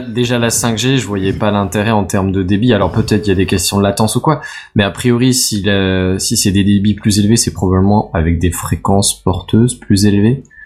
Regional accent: France; accent: French; mon accent euh, français

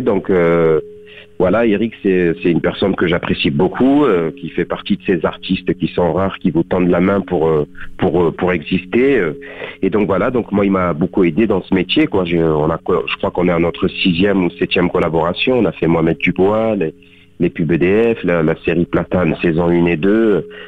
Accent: Beaucaire, Occitania, France; born or raised there; moved away as an adult; also born or lived in Tarascon; now in Paris, France

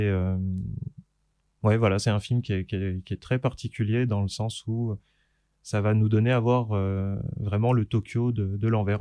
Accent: Saint-Claude, Bourgogne-Franche-Comté, France; dans la ville où j'habitais, où j'ai grandi, dans le Jura, à Saint-Claude.

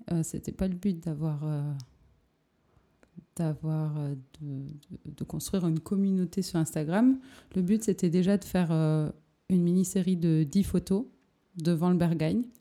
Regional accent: Perpignan, Occitania, France; also born or lived in Paris / Buenos Aires / New York; now in Berlin, Germany; j'ai 28 ans et j'habite à Berlin depuis 4 ans et quelques. je viens du sud de la France, à Perpignan, de Perpignan, à côté d'Espagne, Et j'habite à Paris, j'habite à Buenos Aires

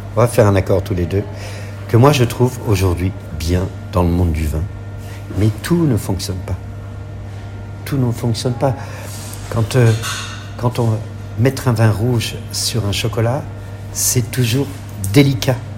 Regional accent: France; chez nous en France

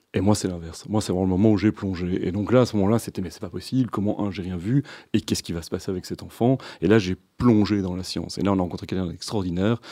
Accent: Brussels, Brussels-Capital Region, Belgium; also born or lived in Louvain-la-Neuve / Scotland / Italy; je, suis né à Bruxelles, j'ai grandi à Bruxelles, à Scarbeck

